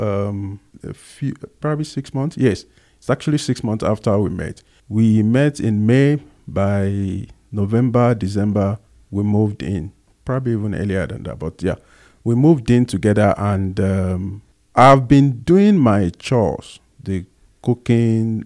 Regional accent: Agege, Lagos, Nigeria; accent: Nigerian; moved away as an adult; now in South Africa; I was born in, um, Lagos Island specifically, and at some point we moved to Agege. So I grew up, uh, in Agege

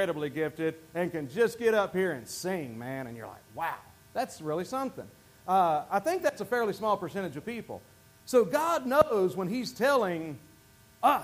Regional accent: the Bible Belt, United States; moved away; I was raised in the Bible Belt.

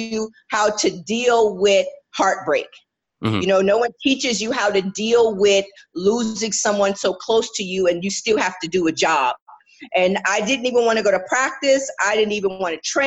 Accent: United States; I'm American, I'm a proud American. I love representing my country.

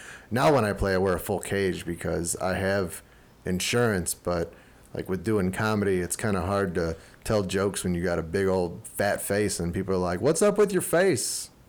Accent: Chicago, Illinois, United States; growing up in Chicago

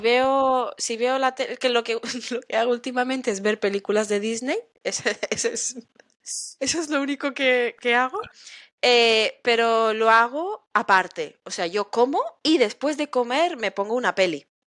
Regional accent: Spain; yo soy española

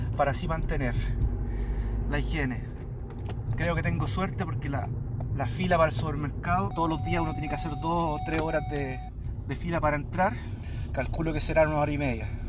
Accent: Chile; moved away as an adult; now in Modena, Italy; chileno, vivo en Módena hace cinco años

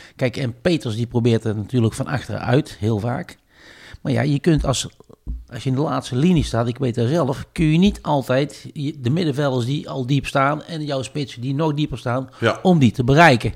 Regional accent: Tilburg, North Brabant, Netherlands; een karakterjong uit, uit Tilburg. Ja. geboren in Broekhoven

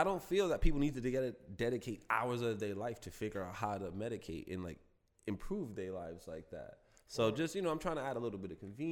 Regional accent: New York City, New York, United States; I'm from East Harlem

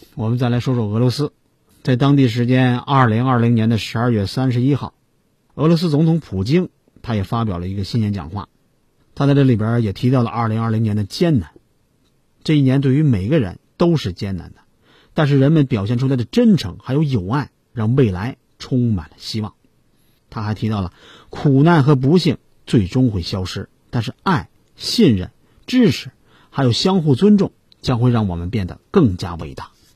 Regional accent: China; 我们中国人

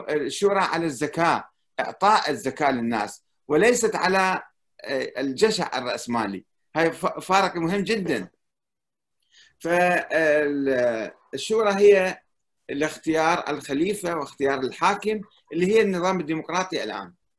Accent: Iraq; انا كعراقي

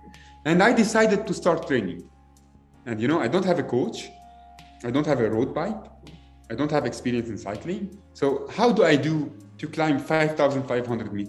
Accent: Lebanon; English is a second language; moved away; I come from Lebanon.

